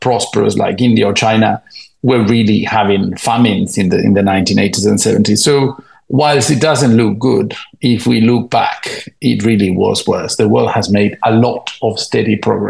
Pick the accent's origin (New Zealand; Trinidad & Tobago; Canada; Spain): Spain; moved away as an adult; also born or lived in United Kingdom; I was born in Spain, 44 years ago